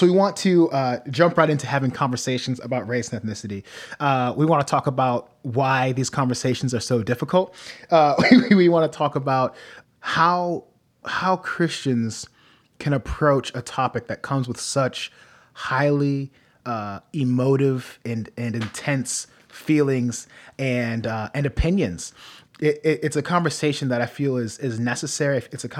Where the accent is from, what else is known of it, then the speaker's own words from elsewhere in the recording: Norwalk, Ohio, United States; I grew up in Ohio. My family traveled a lot when I was younger, but the most I remember is growing up in Midwest Ohio, city of Norwalk, small